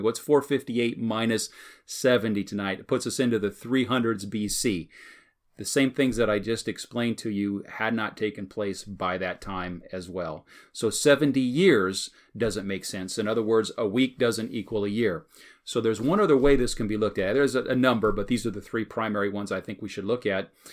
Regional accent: United States; as American Christians

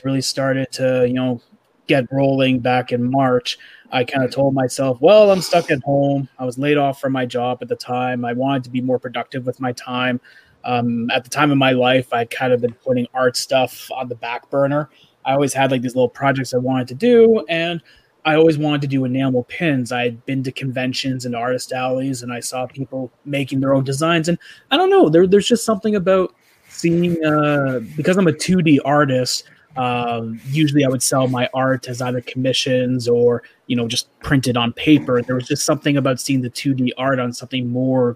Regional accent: Canada; I'm a Canadian

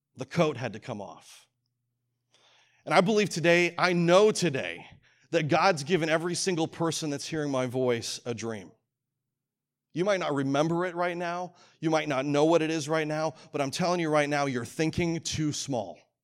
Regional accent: Calgary, Alberta, Canada; moved away; also born or lived in Rocky Mountain House, Alberta; I grew up in Canada and, uh, grew up in a big city

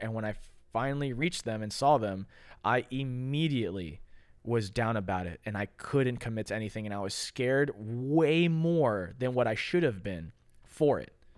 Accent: Florida, United States; I'm from America. I'm, I'm a Florida kid

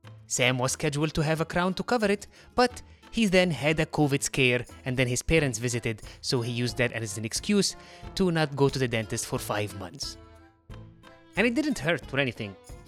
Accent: Heliopolis, Cairo Governorate, Egypt; accent: Egyptian; I've been talking to you in a very distinct Egyptian accent this entire time. Do you wanna take a guess? I thought she meant, which city are you from in Egypt? So I tell her, I'm from Heliopolis.

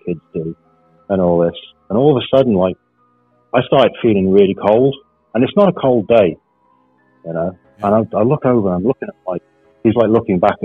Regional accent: Wales, United Kingdom; I grew up in Wales, which is a part of the UK

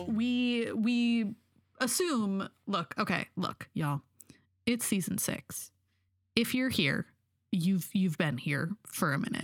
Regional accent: Pacific Northwest, United States; I'm from the Pacific Northwest.

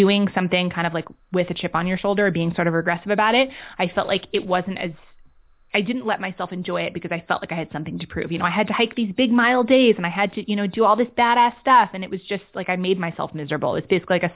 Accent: New York City, New York, United States; moved away; also born or lived in London / San Francisco / Los Angeles / Oregon; I grew up in Manhattan. I've been kind of a city kid. I was a city kid. I grew up, you know, there in London.

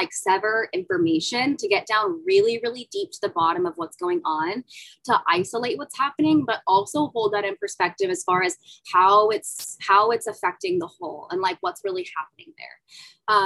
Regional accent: Central California, United States; I grew up in the Central Californian desert

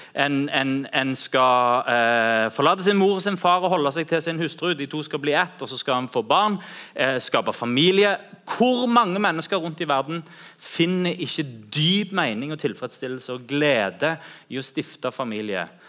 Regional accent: Norway; Jeg er kristen først. Jeg informeres av min kristne tro først, og så er jeg norsk etterpå.

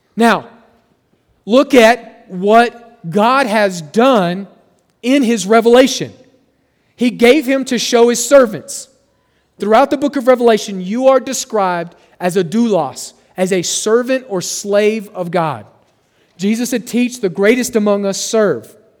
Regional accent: Oklahoma, United States; moved away; where I grew up in Oklahoma

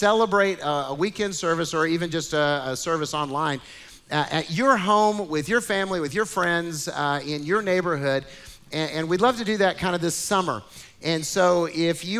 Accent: Kentucky, United States; moved away; I was born in Kentucky. And so I grew up kind of in the South Midwest

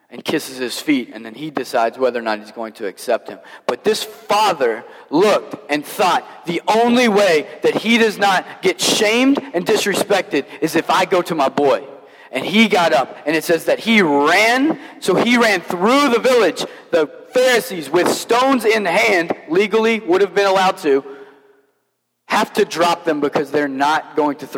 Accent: Kentucky, United States; I, as I mentioned, I grew up in Kentucky, so most preachers in Kentucky preach the prodigal son as if like this man owned a farm.

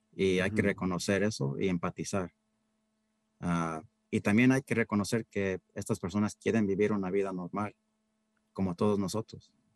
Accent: Central Valley, California, United States; moved away as an adult; also born or lived in Berkeley, California; now in Marin County, United States; empezaron muy humildemente trabajando en el campo, en el Valle Central. Ahí fue donde yo nací. Y fíjate que era, hasta yo también iba al fil a trabajar con mis padres de niño.

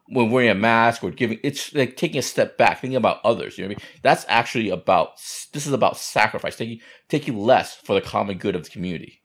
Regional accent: United States; I grew up in America

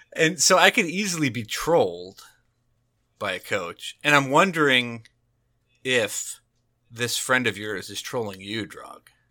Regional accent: New Jersey, United States; I'm from New Jersey

